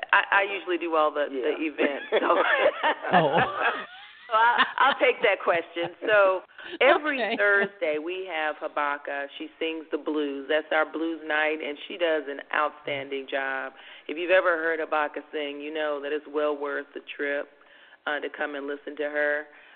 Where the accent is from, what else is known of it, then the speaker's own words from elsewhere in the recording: California, United States; now in Las Vegas, United States; But we came from California, and even in California, I mean, you don't see locations with this sort of concept.